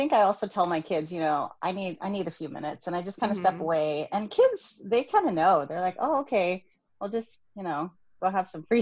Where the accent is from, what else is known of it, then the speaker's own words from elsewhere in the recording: United States; I'm Vietnamese American.